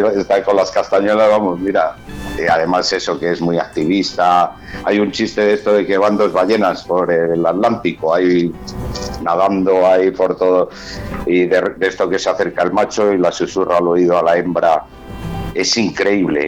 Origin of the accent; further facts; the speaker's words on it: Valladolid, Castile and León, Spain; los que somos vallisoletanos, pucelanos o, bueno, y alrededores